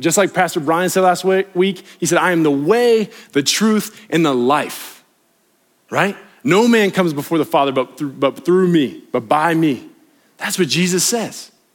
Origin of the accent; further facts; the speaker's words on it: West Virginia, United States; I grew up on the East Coast in West Virginia